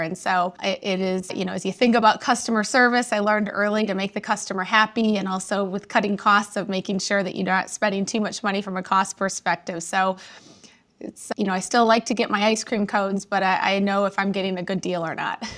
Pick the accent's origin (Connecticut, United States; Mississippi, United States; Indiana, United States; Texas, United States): Indiana, United States; moved away as an adult; now in Chicago, United States; I was raised about an hour outside of Chicago in a small town in Indiana, right on Lake Michigan